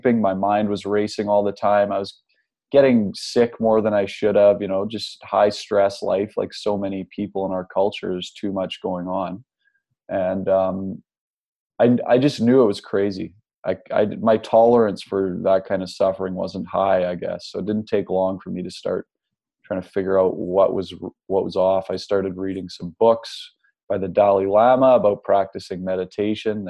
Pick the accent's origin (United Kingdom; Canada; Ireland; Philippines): Canada; Nanaimo, British Columbia; I grew up in Nanaimo, BC on Vancouver Island